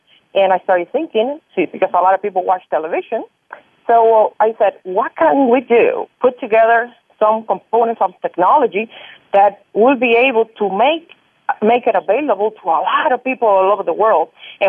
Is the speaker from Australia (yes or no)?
no; Cuba; moved away; I came from Cuba about 20-some years ago with my parents, and when I got here, I started to get into my real estate